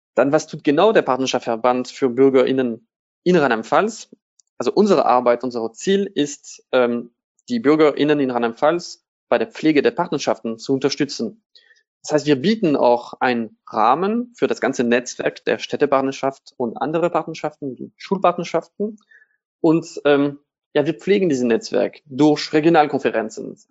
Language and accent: German; Strasbourg, Grand Est, France; German is a second language; moved away as an adult; now in Germany; Straßburg absolviert, das ist meine Heimatstadt.